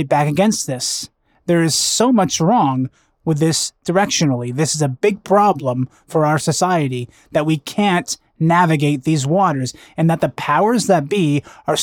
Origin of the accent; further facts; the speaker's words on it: Vancouver, British Columbia, Canada; a Vancouver restaurant, my hometown.